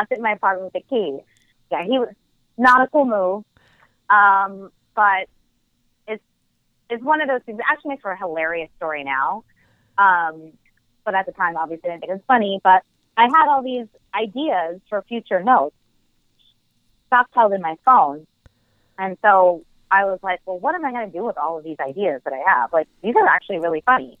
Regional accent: New Jersey, United States; I'm from New Jersey.

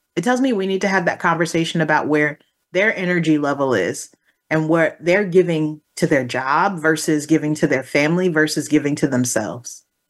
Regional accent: Texas, United States; I come from Texas

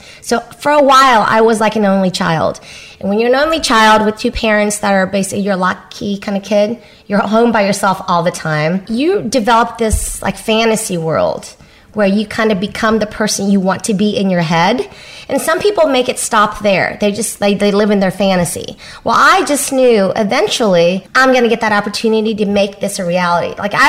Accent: Vietnam; born there; I'm Asian, first of all, second generation Asian, but I was born in Vietnam, which makes me even more conservative than the Asians born here nowadays.

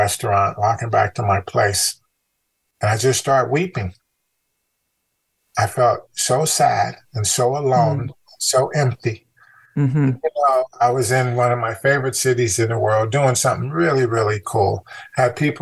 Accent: Chicago, Illinois, United States; moved away; also born or lived in California; growing up in Chicago

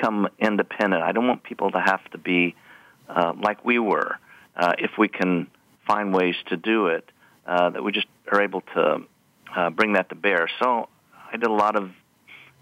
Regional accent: Kentucky, United States; I grew up in Kentucky

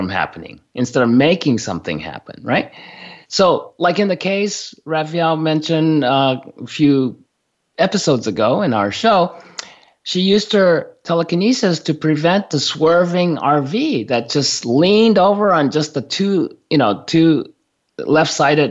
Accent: Japan; moved away; I grew up in Japan

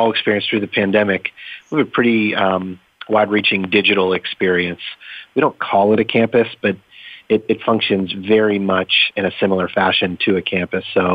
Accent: Pittsburgh, Pennsylvania, United States; I grew up in Pittsburgh, born and raised in the area, North Hills-ish of Pittsburgh

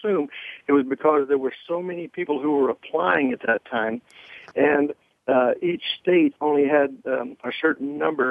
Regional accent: Charleston, South Carolina, United States; moved away; my hometown of Charleston, South Carolina.

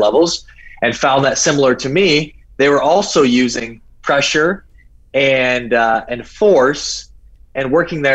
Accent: South Dakota, United States; moved away as an adult; also born or lived in Scottsdale, Arizona; now in Rio de Janeiro, Brazil; I was a kid from South Dakota

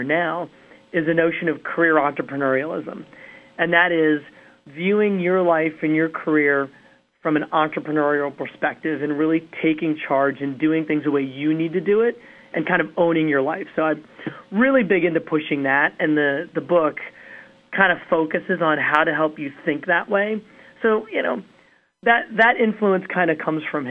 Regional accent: Washington, District of Columbia, United States; now in Miami, United States; I'm originally from Washington, D.C. I live in sunny, beautiful Miami now

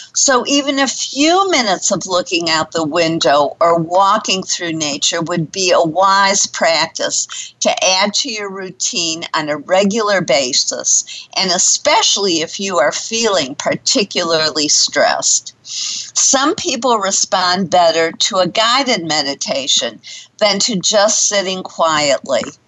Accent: Detroit, Michigan, United States; now in Dallas, United States; growing up in Detroit

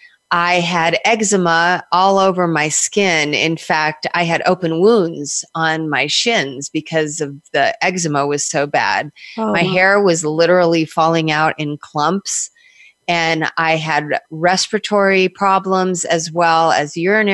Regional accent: Southern California, United States; moved away as an adult; also born or lived in New York / New Jersey; I was born in California and I was raised on the beaches of Southern California

